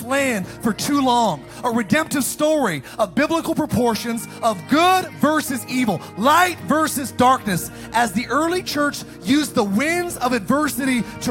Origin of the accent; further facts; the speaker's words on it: Antelope Valley, California, United States; I was raised in the Antelope Valley.